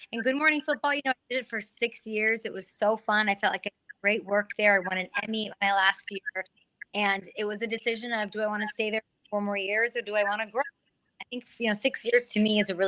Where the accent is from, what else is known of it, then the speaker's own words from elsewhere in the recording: Chicago, Illinois, United States; moved away as an adult; also born or lived in Missouri; I grew up in Chicago, went to Mizzou.